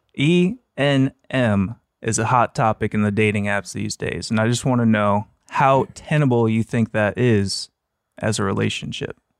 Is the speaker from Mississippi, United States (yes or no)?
no; Beaver Lake, Nebraska, United States; moved away; Small town Nebraska